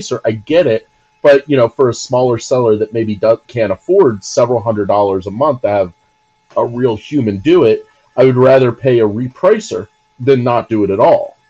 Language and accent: English; New Jersey, United States; I grew up in New Jersey.